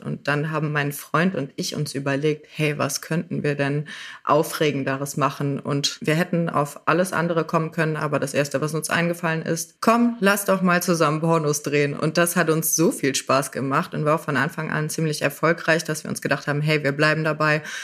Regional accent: Rhineland, Germany; ich aus dem Rheinland

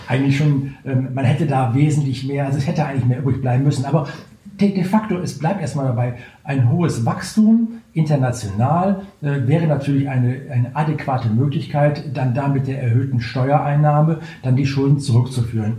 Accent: Germany

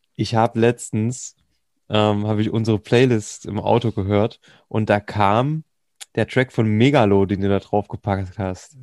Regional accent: Thuringia, Germany; Bei uns in Thüringen

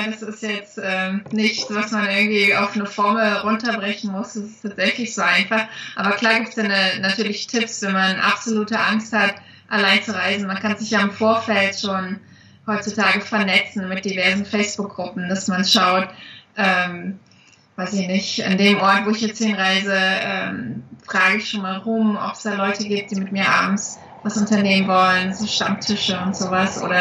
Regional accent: East Germany, Germany; ich komme ja aus dem Osten und meine Eltern hatten nie die Möglichkeiten, die kannten das nicht anders.

